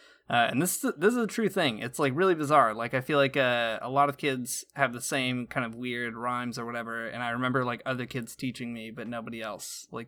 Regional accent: Michigan, United States; Saying y'all is so bad because I'm from Northern Michigan and I obviously am not. It's not a natural thing for me.

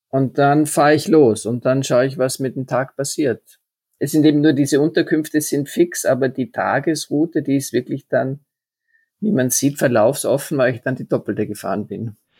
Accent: Tyrol, Austria; Bayer und Tiroler, wir sind ja uns ja doch dann sehr ähnlich

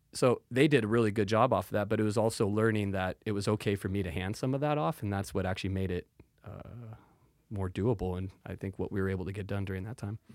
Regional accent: Salem, Oregon, United States; born and raised right here in Salem

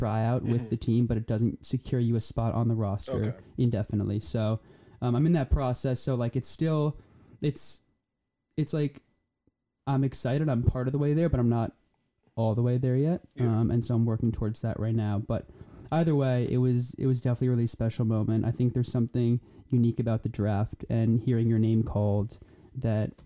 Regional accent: New Jersey, United States; also born or lived in Poland; I'm from New Jersey

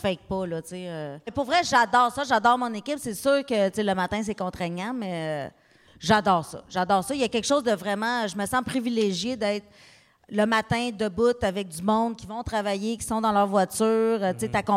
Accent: Abitibi, Quebec, Canada; je viens d'Abitibi.

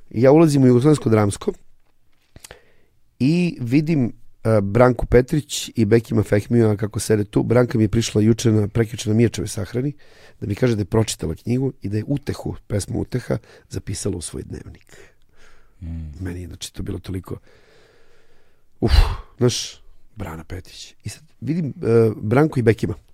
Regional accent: Užice, Zlatibor District, Serbia; also born or lived in Belgrade / Paris; now in Los Angeles, United States; ja sam već došao iz Užica za Beograd

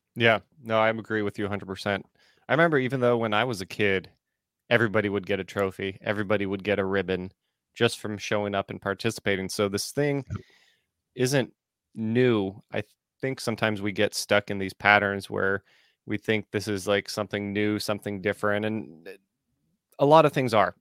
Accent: United States; the fundamental upbringing that I had as an American

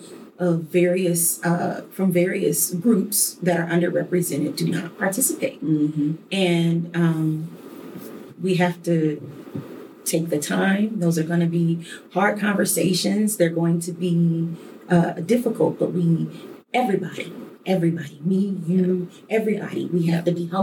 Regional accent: Detroit, Michigan, United States; a little girl growing up in Detroit.

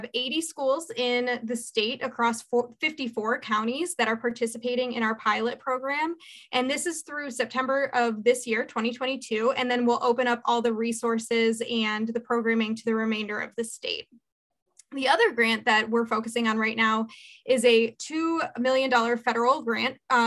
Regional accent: Cleveland, Ohio, United States; also born or lived in Columbus, Ohio; I'm from the Cleveland area originally

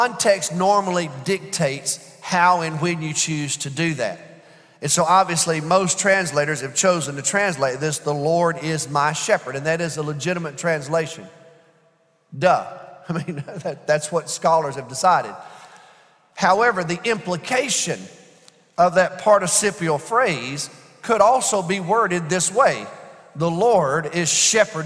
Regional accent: United States; as American Christians

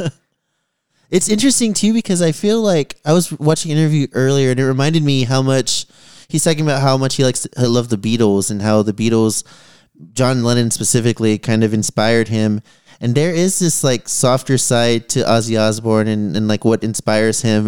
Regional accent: San Antonio, Texas, United States; growing up in San Antonio

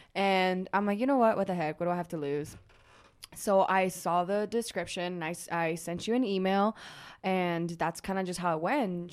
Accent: Germany; moved away as an adult; also born or lived in Costa Rica; now in Utah, United States; I was born in Costa Rica. That's where I was born. And then, um, at the age six, I left to Germany. So I was, I lived, like, in Germany for, like, fourteen years. I did elementary school, middle school, high school there

